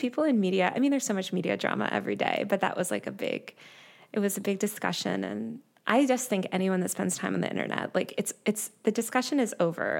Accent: New York City, New York, United States; I'm from New York City originally

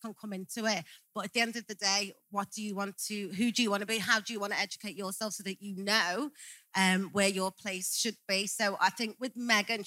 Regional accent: Liverpool, North West England, United Kingdom; growing up in Liverpool

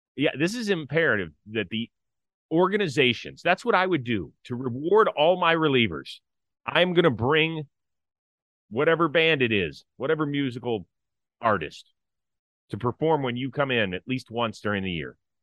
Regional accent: Cleveland, Ohio, United States; I grew up in Cleveland

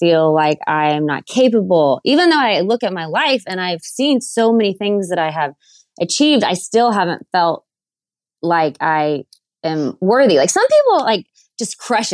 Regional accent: Waco, Texas, United States; moved away; I was from Waco, Texas. I grew up in a great family and it was a smaller town then

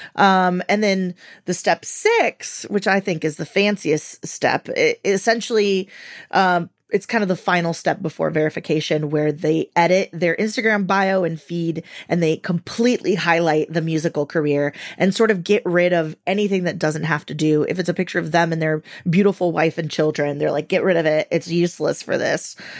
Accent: Venezuela; moved away; I'm from Venezuela

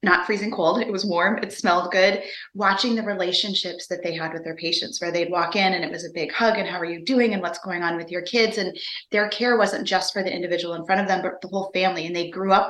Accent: Minnesota, United States; moved away as an adult; now in North Carolina, United States; I grew up in Minnesota and currently now live in North Carolina

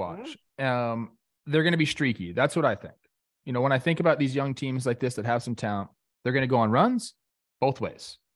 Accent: Los Angeles, California, United States; in my hometown

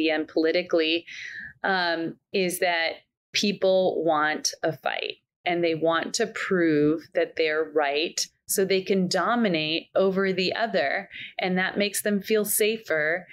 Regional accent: Canada; now in Scottsdale, United States; I was born in Canada. I live in the US. I'm an American

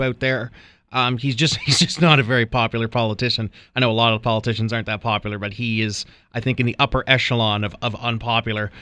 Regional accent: New Brunswick, Canada; moved away; She's a vice principal back in my hometown.

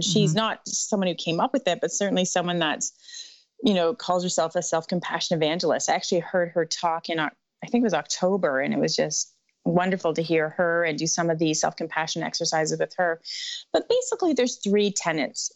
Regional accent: Canada; also born or lived in Caribbean; I hail from Canada

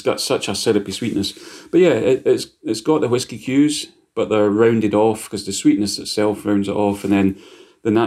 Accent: Scotland, United Kingdom; I'm Scottish

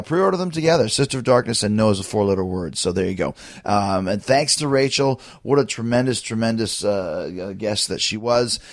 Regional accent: Winnipeg, Manitoba, Canada; from my hometown of Winnipeg

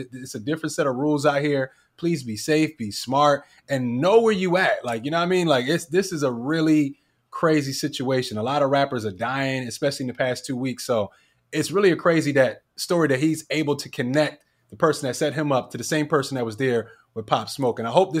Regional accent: Philadelphia, Pennsylvania, United States; I'm from Philly.

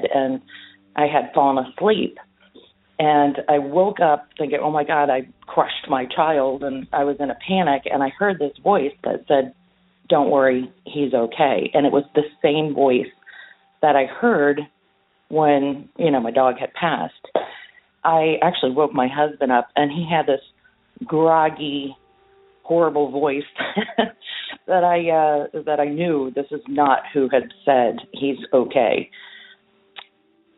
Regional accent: Fort Lauderdale, Florida, United States; I'm from Fort Lauderdale, Florida

